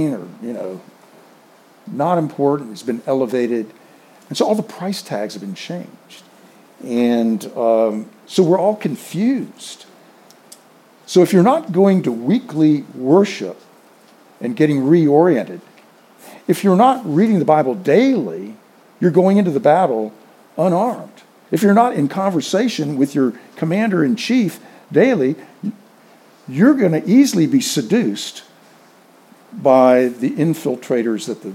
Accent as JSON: {"language": "English", "region": "the South", "country": "United States", "tie": "born or raised there", "said": "I grew up in the South"}